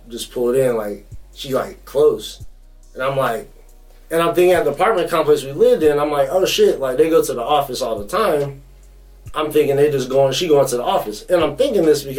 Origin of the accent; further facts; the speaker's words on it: North Carolina, United States; moved away; I'm from North Carolina, so I'm from the South.